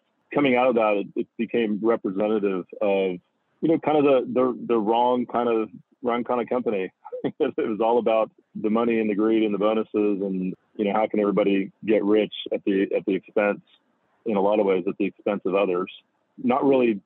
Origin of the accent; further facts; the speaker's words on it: Houston, Texas, United States; moved away as an adult; also born or lived in Los Angeles, California; growing up in Houston along the Gulf Coast